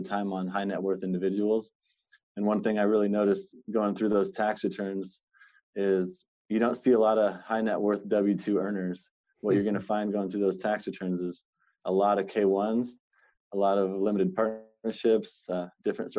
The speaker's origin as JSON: {"language": "English", "town": "Seattle", "region": "Washington", "country": "United States", "tie": "born or raised there", "said": "born and raised in Seattle, Washington"}